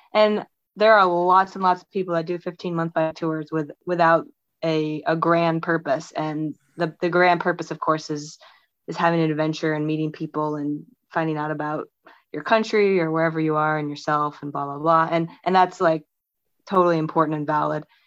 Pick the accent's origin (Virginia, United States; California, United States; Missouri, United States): Missouri, United States; on the Missouri River, United States; I grew up on the Missouri River um, near Can- near Kansas City